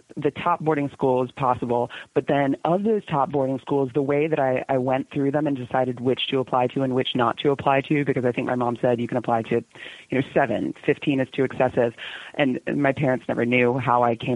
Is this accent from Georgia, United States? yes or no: yes; Atlanta, Georgia, United States; also born or lived in Canton, Georgia; I grew up in Atlanta, Georgia. I was born in Atlanta